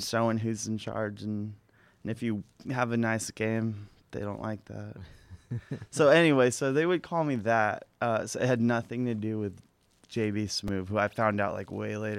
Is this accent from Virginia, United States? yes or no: no; Corpus Christi, Texas, United States; now in Austin, United States; Yeah, I'm from Corpus.